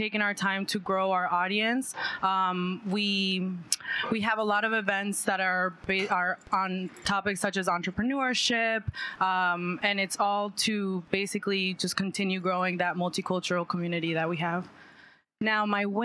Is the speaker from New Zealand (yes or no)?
no; Colombia; moved away; I was born in Colombia